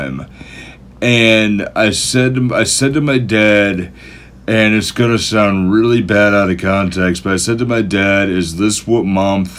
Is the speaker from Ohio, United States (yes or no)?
no; Somerset, Massachusetts, United States; we grew up, Kaz and I grew up in Somerset, Mass